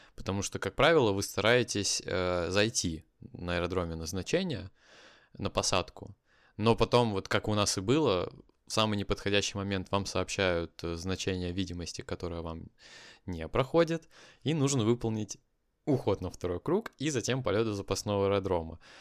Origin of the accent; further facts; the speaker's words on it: Kaliningrad, Kaliningrad Oblast, Russia; moved away; Это мой родной город